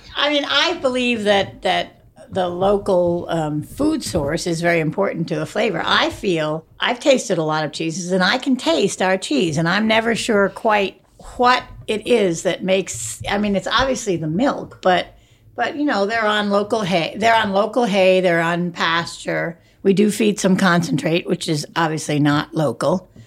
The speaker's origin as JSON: {"language": "English", "region": "Rhode Island", "country": "United States", "tie": "born or raised there", "moved": "yes", "lives_now": "Connecticut, United States", "said": "I grew up in Rhode Island"}